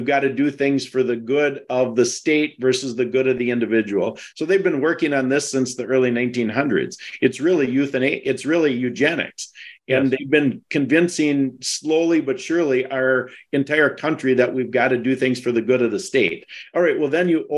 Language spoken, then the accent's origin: English; Wisconsin, United States; I'm from Wisconsin. You can tell because I don't have an accent